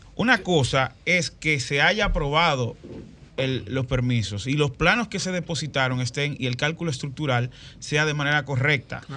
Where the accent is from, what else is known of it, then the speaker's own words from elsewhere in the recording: San Cristóbal, Dominican Republic; al lado donde yo nací, que es el sector de Villa Valdés en San Cristóbal